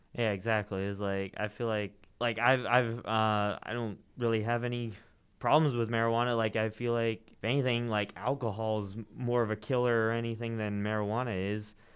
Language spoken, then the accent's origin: English; Johnson County, Kansas, United States; I grew up in Johnson County